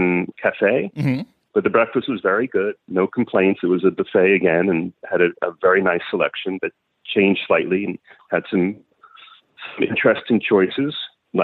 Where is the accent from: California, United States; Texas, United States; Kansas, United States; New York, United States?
New York, United States; I'm a New Yorker